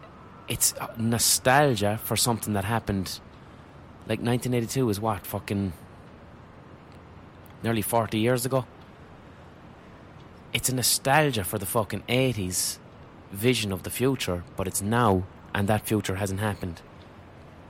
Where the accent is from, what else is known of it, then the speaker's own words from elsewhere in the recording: Ireland; So I was invited over as an Irish writer to Los Angeles with a load of other Irish artists